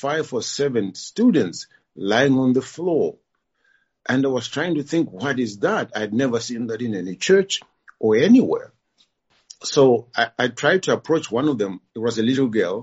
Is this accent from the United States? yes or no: no; Zimbabwe; moved away as an adult; now in Kyiv, Ukraine; I'm originally from Zimbabwe